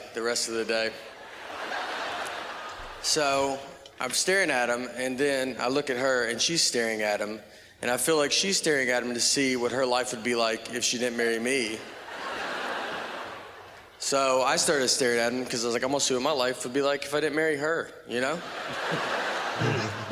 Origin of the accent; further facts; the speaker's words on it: Nashville, Tennessee, United States; I'm from Nashville, Tennessee